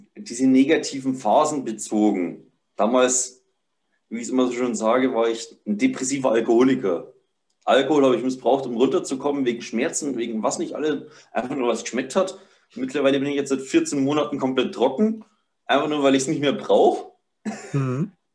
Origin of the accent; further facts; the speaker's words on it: Upper Palatinate, Bavaria, Germany; ich bin 25 Jahre alt, bin aus der Oberpfalz, Bayern